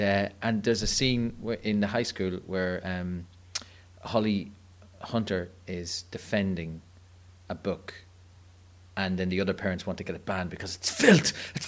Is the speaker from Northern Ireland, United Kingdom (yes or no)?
yes; Clogher, Northern Ireland, United Kingdom; And I grew up in Clogher, and all I can tell you is that I've read every single Nancy Drew novel.